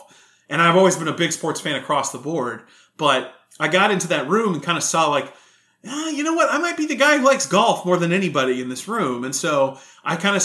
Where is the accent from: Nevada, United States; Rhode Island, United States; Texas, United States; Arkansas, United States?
Texas, United States; Houston; moved away as an adult; also born or lived in Connecticut / Austin; I'm from Texas. I'm from a group in Houston